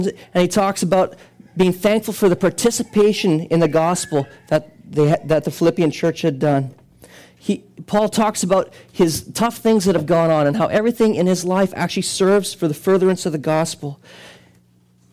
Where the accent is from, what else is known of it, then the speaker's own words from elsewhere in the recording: Canada; we are not Canadian citizens first